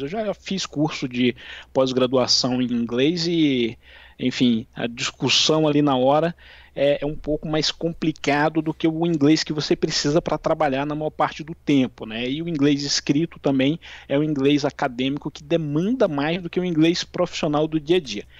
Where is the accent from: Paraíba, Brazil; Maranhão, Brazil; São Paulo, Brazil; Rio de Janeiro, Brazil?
Maranhão, Brazil; São João dos Patos; moved away; also born or lived in Brasília; eu sou natural de São João dos Patos, no Maranhão